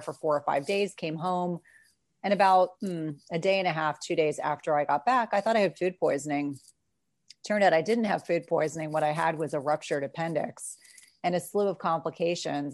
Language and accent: English; South Carolina, United States; moved away; I was born in South Carolina, still have a lot of family there, and have a lot of wonderful memories.